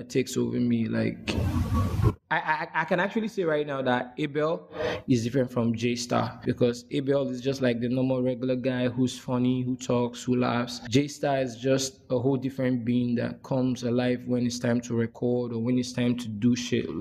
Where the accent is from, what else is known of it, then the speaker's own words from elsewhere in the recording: Benin City, Edo, Nigeria; also born or lived in Abia State; I was born and brought up in Benin City, Edo State. Though I'm from the eastern part of Nigeria. Abia State, to be precise.